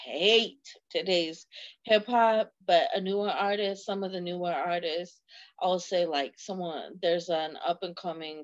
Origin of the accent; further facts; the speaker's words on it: East Coast, United States; I'm from the East Coast.